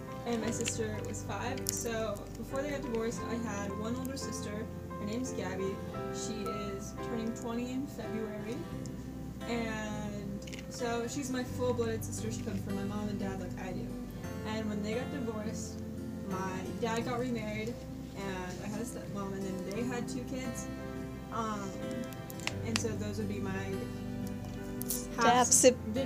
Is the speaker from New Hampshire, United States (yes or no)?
no; Olathe, Kansas, United States; also born or lived in St. Joseph, Missouri / Lenexa, Kansas; I grew up in Olathe and Lenexa, I guess, since I had two houses